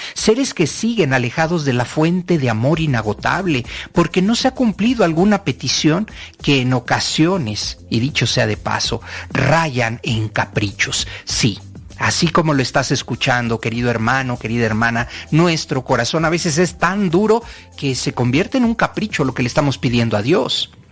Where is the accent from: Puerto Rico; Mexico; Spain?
Mexico; como latino, como mexicano